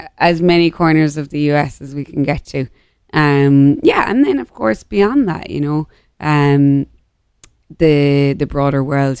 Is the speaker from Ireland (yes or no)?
yes; Ireland; moved away; I'm also feel very fortunate to have grown up in like small town Ireland